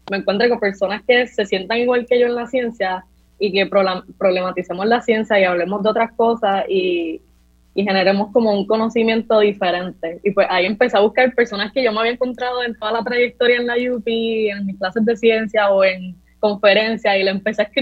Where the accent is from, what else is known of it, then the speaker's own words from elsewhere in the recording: Juncos, Puerto Rico; also born or lived in Caguas; Bueno, pues yo eh, nací en Cagua y me crié en Junco y estudié